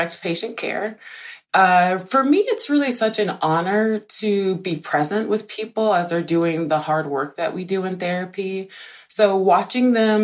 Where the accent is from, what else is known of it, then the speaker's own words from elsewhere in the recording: Deep South, United States; I grew up in poverty in the Deep South, in a single parent